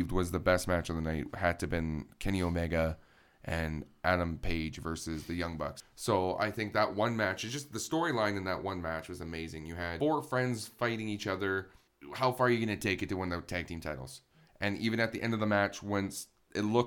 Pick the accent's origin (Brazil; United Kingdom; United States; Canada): Canada; as a Canadian